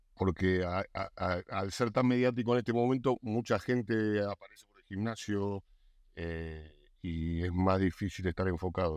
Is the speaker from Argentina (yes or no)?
yes; Argentina; yo soy argentino